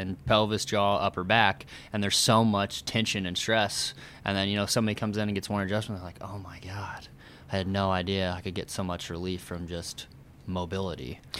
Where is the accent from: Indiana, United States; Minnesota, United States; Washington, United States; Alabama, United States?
Indiana, United States; Oakland City; moved away as an adult; also born or lived in Bloomington, Indiana; now in Indianapolis, United States; I'm from Oakland City